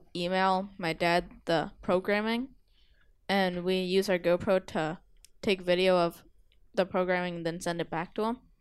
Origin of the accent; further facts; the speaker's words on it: Massachusetts, United States; I'm from Massachusetts